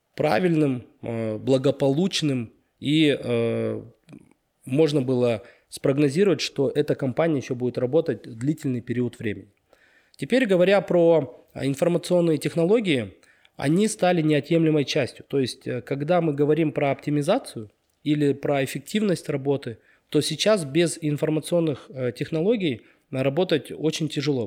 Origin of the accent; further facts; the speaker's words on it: Karaganda, Karaganda Region, Kazakhstan; moved away as an adult; also born or lived in Almaty, Kazakhstan; now in Astana, Kazakhstan; я родился, вырос в Караганде